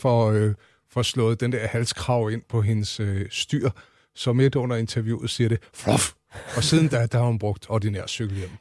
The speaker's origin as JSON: {"language": "Danish", "region": "Central Zealand", "country": "Denmark", "said": "jeg er fra Midtsjælland, og så er det Roskilde, vi taler om"}